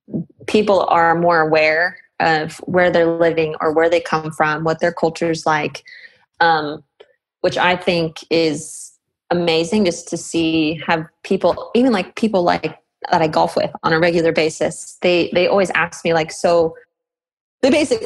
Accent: United States; I'm Shoshone Paiute from Duck Valley Indian Reservation. It's on the border of Idaho and Nevada.

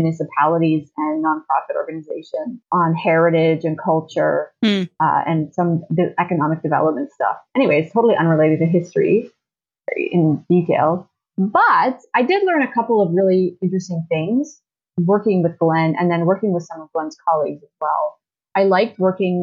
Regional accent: Ottawa, Ontario, Canada; moved away as an adult; also born or lived in Toronto; I grew up in Ottawa

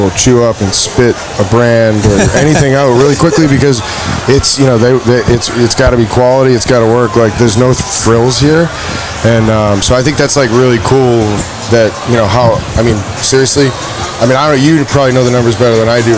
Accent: Boston, Massachusetts, United States; I was born and raised there. So I've lived my whole life

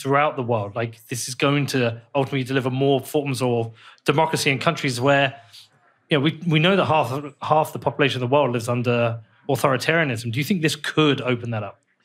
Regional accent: United Kingdom; moved away; somebody from the U K

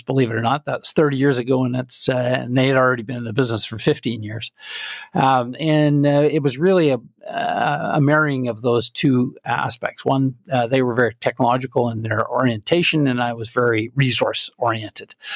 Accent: Calgary, Alberta, Canada; I'm Canadian, and I was born and raised in Calgary.

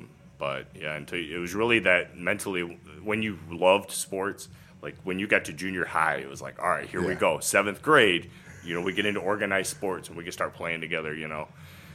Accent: Cygnet, Ohio, United States; I grew up in Cygnet.

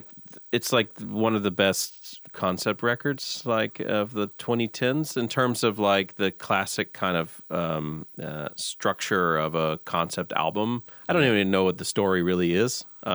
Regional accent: the South, United States; this gets me every time because I come from the South and grew up in the church. So I just love that sound.

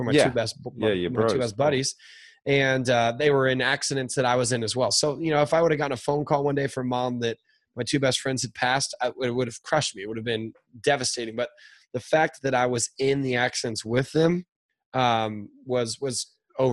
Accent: Newport Beach, California, United States; where am I from is Orange County, California. It's where I am right now

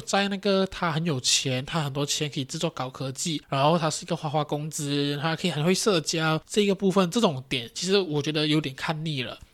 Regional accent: Johor, Malaysia; also born or lived in Kampar, Perak; 虽然我是一个洁碧人，但是我不是柔佛周旋民哦，因为我的地址呢是在Perak的干巴

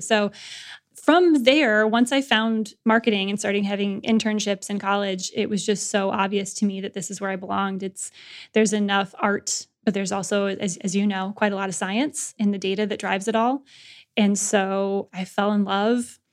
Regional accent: Lansing, Michigan, United States; modest upbringing and Midwestern, you know, Lansing, Michigan

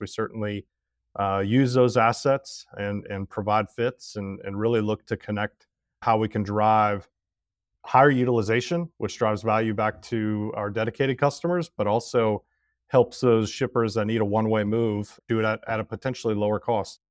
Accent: Cincinnati, Ohio, United States; also born or lived in Oxford, Ohio / Tennessee; born in Cincinnati, Ohio. I still got family that lives there

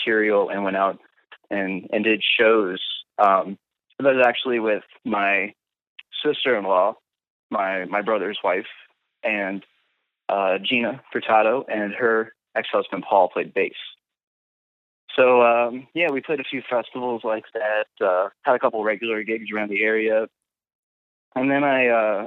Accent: Winchester, Virginia, United States; We're both from Winchester

